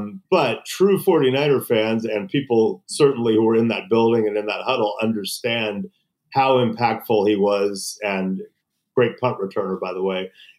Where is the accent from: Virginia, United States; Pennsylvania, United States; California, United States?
California, United States; Los Angeles; also born or lived in San Francisco; And I had grown up a 49er fan in L.A.